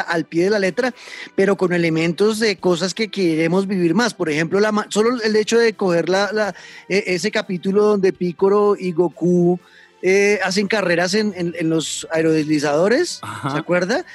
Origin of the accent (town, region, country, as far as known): Colombia